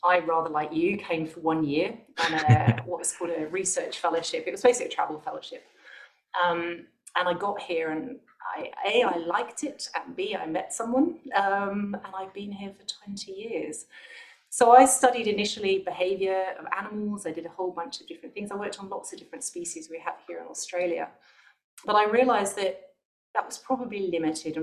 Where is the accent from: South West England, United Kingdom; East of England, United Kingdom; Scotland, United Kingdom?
South West England, United Kingdom; Bristol; moved away as an adult; also born or lived in London; So I'm from the UK originally, so I'm from Bristol. I'm in quite a small town outside Bristol